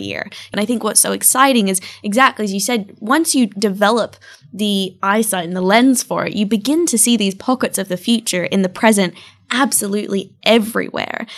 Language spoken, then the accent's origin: English; far north Queensland, Australia; also born or lived in Bali, Indonesia; now in London, United Kingdom; growing up in a tiny town of six thousand people in far north Queensland in Australia